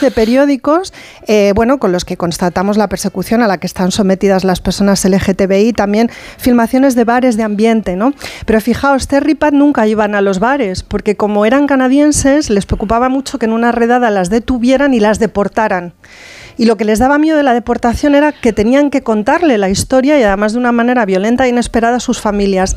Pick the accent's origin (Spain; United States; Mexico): Spain; Castilla-La Mancha; now in Madrid, Spain; como yo procedo más de la Mancha que nada